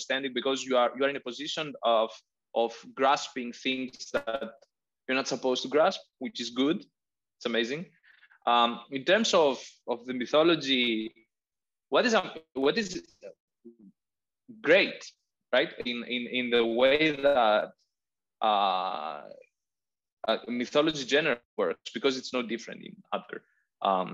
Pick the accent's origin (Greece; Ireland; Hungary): Greece; Crete; English is a second language; now in Athens, Greece; I'm in Athens. I'm from Crete. I don't know if I've told you that. So I grew up basically in a house that was 5 minutes walking from a 6 kilometer beach